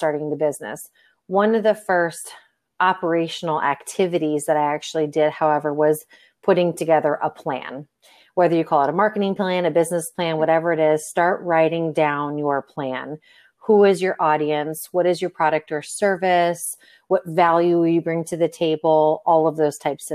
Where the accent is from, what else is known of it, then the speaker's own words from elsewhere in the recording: Florida, United States; moved away as an adult; now in Nevada, United States; I'm from Florida. I was there for about 38 years and then moved out here to Nevada